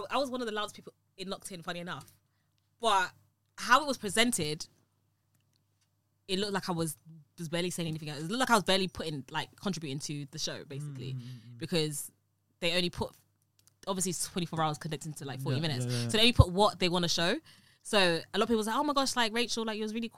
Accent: London, United Kingdom; accent: UK London; I've got a UK London accent

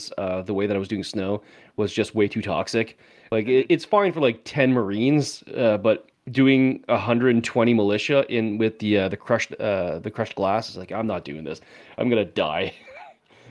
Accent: Canada; Maybe it's because I'm from Canada

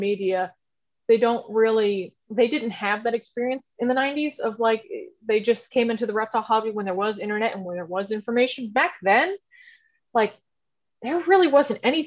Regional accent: Houston, Texas, United States; I grew up in Houston, Texas. I haven't gone far. So I grew up here

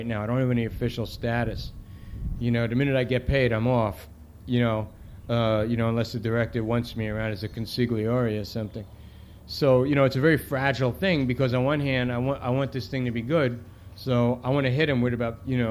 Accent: New York City, New York, United States; I grew up in the Bronx

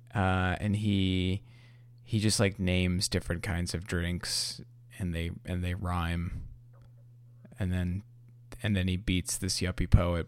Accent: New York, United States; as a New Yorker myself

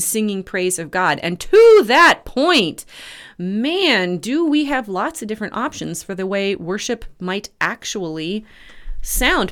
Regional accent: Red River Valley, United States; I grew up in the Red River Valley where floods were a, a, a frequent and destructive event

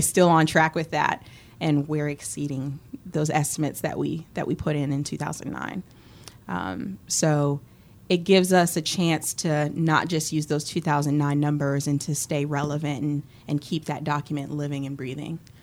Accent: Boston, Massachusetts, United States; moved away as an adult; also born or lived in Philadelphia, Pennsylvania; now in College Station, United States; growing up in Boston and then living in Philly

